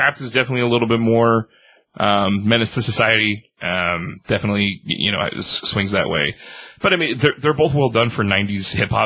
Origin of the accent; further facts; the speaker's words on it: San Diego, California, United States; I grew up in San Diego, California